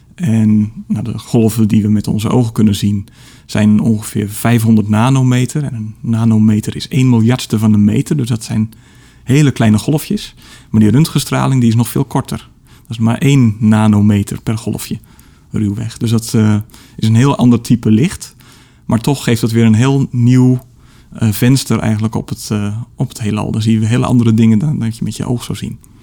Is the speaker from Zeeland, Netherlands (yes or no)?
yes; Middelburg, Zeeland, Netherlands; bij de Sterrenwacht in, in Middelburg, waar ik opgroeide